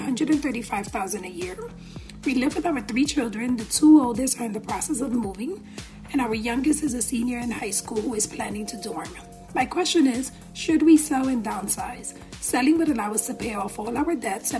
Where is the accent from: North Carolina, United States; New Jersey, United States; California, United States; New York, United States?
New York, United States; I'm a New Yorker.